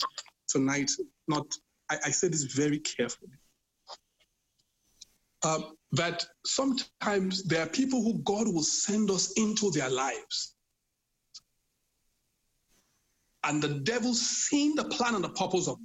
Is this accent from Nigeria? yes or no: yes; Benin City, Edo, Nigeria; moved away; I'm from Benin. I'm really from Benin